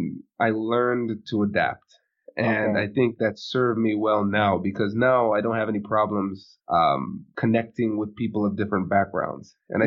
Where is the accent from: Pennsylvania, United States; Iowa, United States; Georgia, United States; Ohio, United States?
Ohio, United States; Tiffin; also born or lived in New Jersey; And so, I was born in New Jersey. Where dad was getting his residency, finishing up his residency program. And then the first job that he got was in a small town called Tiffin, Ohio. And so that's where I grew up.